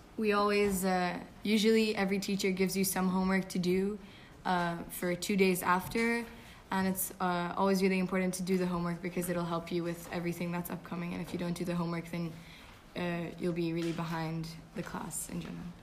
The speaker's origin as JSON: {"language": "English", "country": "Hungary", "said": "I'm also in grade 9, and I'm from Hungary."}